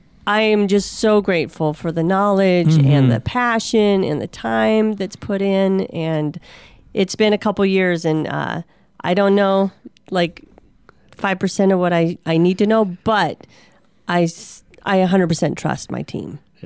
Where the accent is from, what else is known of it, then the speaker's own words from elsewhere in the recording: Minnesota, United States; moved away; I'm from Minnesota.